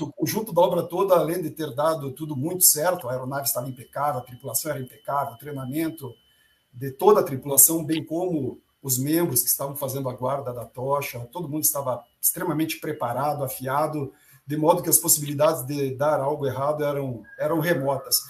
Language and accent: Portuguese; Charrua, Rio Grande do Sul, Brazil; moved away; also born or lived in Tapejara, Rio Grande do Sul; na cidade de onde eu venho, lá no interior do Rio Grande do Sul, na realidade, onde eu nasci, é essa cidade Tapejara. Mas onde eu vivi se chama Charrua